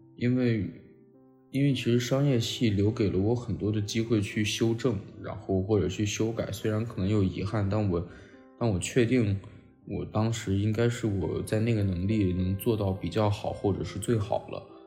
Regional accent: Xi'an, Shaanxi, China; moved away; also born or lived in Tianjin / Beijing / Shanghai; 西安是我的，就老家嘛，我西安人，是我家乡

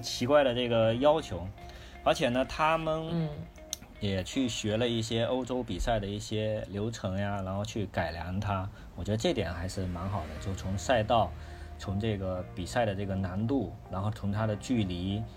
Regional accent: Fujian, China; now in northern China; 我是一个福建人

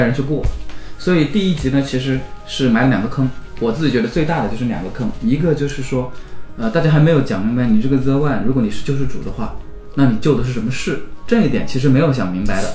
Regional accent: China; 我们中国人

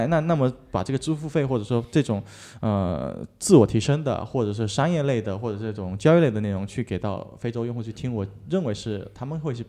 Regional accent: China; 那我那我中国人，这中国青年这面临这么压力，

